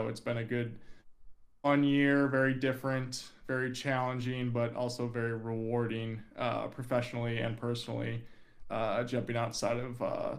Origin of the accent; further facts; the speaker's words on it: Minneapolis, Minnesota, United States; moved away as an adult; now in Austin, United States; I'm from Minneapolis, Minnesota. I currently live in Austin, Texas, though, to get away from the cold up there.